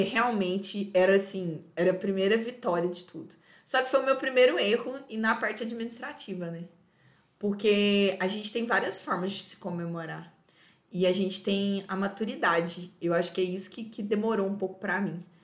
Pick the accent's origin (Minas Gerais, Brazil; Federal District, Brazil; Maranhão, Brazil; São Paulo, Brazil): Minas Gerais, Brazil; moved away as an adult; also born or lived in Euclides da Cunha, Bahia; now in Feira de Santana, Brazil; A gente é mineiro, gente. A única coisa que não tem Minas é o quê? praia, é mar